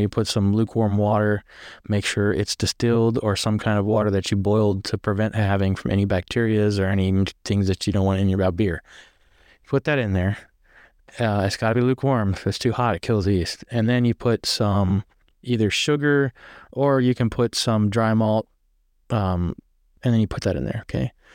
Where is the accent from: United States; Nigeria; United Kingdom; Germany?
United States; near Shenandoah, Virginia; I'm from Virginia, right up next to Shenandoah